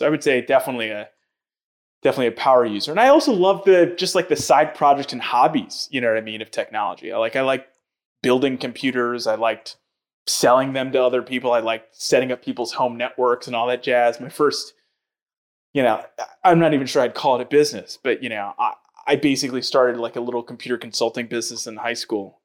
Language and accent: English; New York City, New York, United States; I grew up in New York